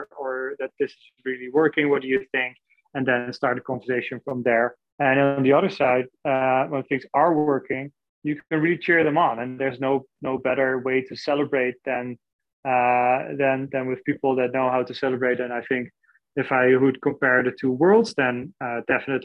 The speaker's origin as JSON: {"language": "English", "country": "Netherlands", "moved": "yes", "said": "I'm originally from the Netherlands"}